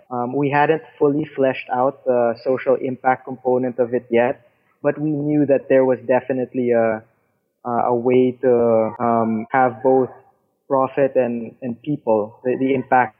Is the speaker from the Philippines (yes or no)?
yes; Philippines; I'm from the Philippines